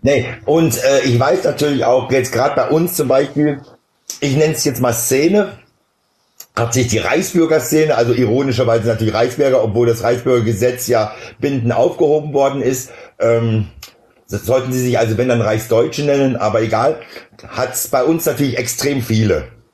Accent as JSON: {"language": "German", "region": "Baden-Württemberg", "country": "Germany", "said": "ich komme aus Baden-Württemberg"}